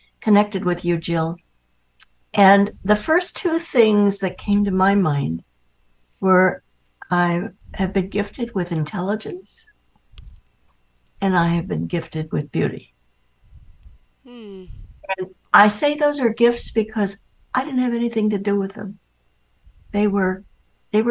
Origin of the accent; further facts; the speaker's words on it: New York City, New York, United States; moved away; I grew up in Manhattan